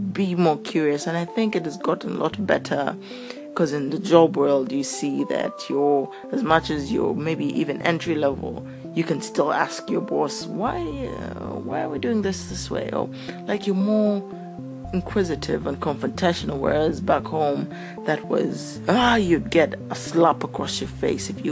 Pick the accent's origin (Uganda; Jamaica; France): Uganda; moved away as an adult; also born or lived in South Africa; I grew up in Uganda